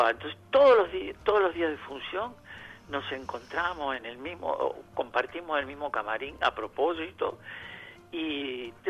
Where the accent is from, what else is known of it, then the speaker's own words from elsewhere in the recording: Andalusia, Spain; No, no, no, niño, que yo, yo soy andaluz